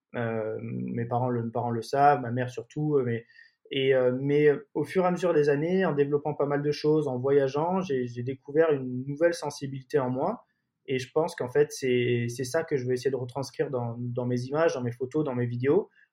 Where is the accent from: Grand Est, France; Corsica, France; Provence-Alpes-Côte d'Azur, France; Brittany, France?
Provence-Alpes-Côte d'Azur, France; Marseille; also born or lived in London; je suis originaire de, de Marseille